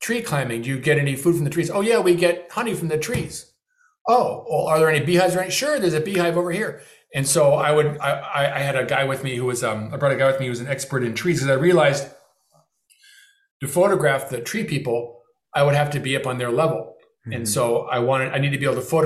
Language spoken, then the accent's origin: English; Beverly Hills, California, United States; my hometown of Beverly Hills